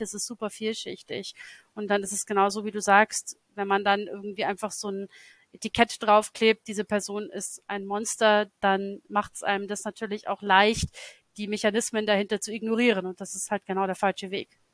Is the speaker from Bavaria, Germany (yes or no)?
yes; Lower Bavaria, Germany; das ist meine Heimatstadt, in der ich aufgewachsen bin. Das ist ganz anders, weil das ist natürlich so ein niederbayerisches Provinzkaff und nicht London.